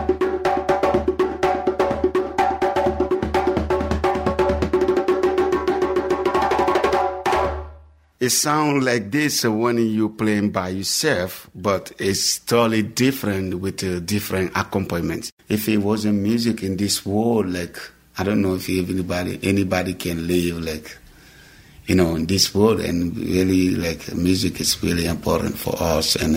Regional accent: Guinea; moved away; I'm originally from Guinea, West Africa.

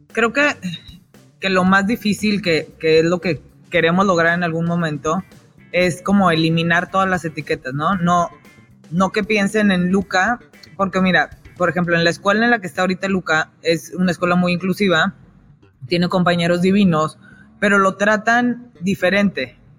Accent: Monterrey, Nuevo León, Mexico; moved away as an adult; viví toda mi vida en Monterrey hasta que me casé hace 13 años

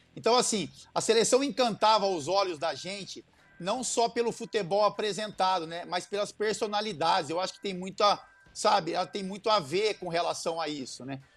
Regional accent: Brazil; nós como brasileiros e apaixonados por futebol

